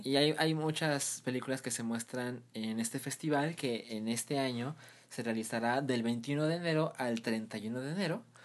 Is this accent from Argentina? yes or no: no; Mexico; nosotros como mexicanos